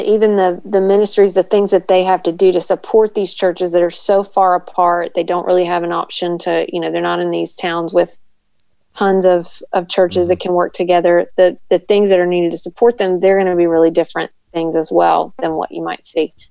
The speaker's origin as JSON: {"language": "English", "region": "Tennessee", "country": "United States", "tie": "born or raised there", "said": "Yes, born and raised in Tennessee."}